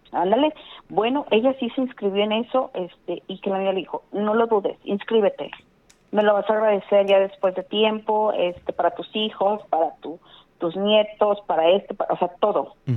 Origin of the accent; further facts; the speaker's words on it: Guadalupe, Nuevo León, Mexico; De Guadalupe